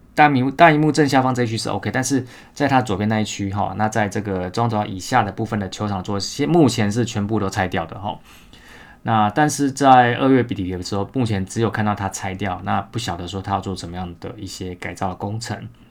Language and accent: Chinese; Taiwan; 我们台湾人